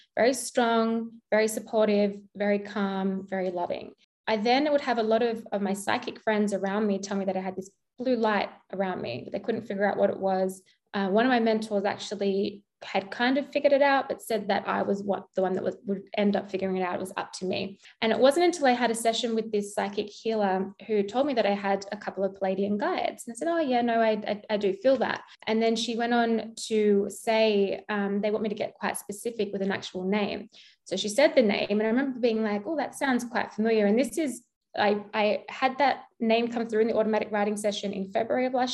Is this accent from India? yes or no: no; Australia; accent: Australian; my Australian accent